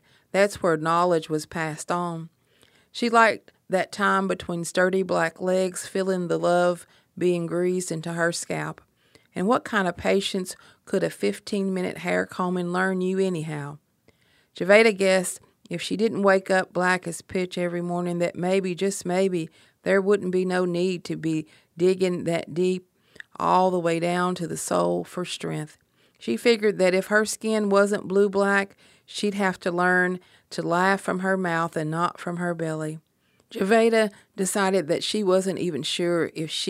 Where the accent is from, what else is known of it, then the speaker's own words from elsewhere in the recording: Appalachia, United States; I'm from Appalachia